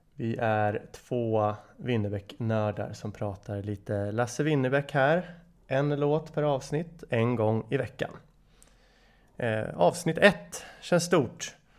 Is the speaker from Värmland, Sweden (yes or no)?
no; Nyköping, Södermanland, Sweden; now in Stockholm, Sweden; Född och uppvuxen i Nyköping, bor numera i Stockholm, 34 år.